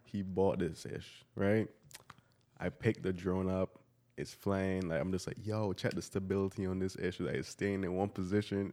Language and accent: English; Barbados; I come from Barbados